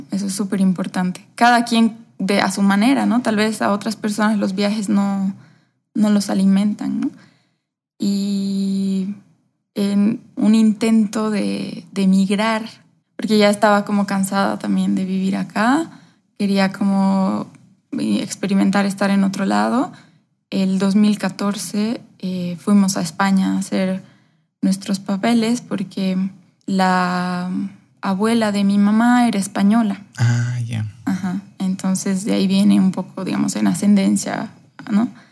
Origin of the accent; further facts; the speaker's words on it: Cochabamba, Bolivia; yo me he criado aquí en Cochabamba, soy boliviana, mis papás también, eh, he vivido prácticamente acá mis 34 años